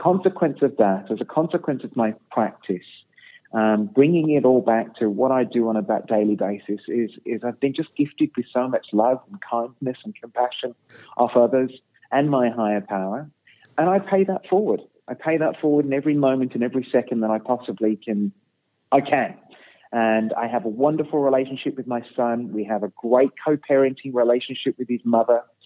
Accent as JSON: {"language": "English", "town": "Birmingham", "region": "West Midlands", "country": "United Kingdom", "tie": "born or raised there", "said": "I was born in Birmingham, in England"}